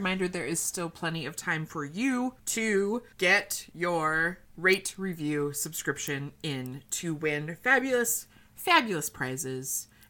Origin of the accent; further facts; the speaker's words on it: Texas, United States; Oh, please. I'm from Texas.